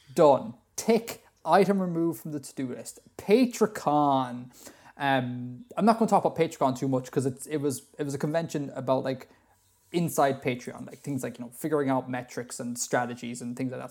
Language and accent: English; Ireland; Being Irish